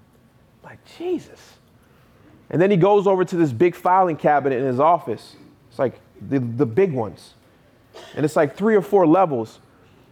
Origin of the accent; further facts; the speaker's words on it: North Carolina, United States; I go driving for dollars in a neighborhood that I grew up in North Carolina. On the same street I grew up on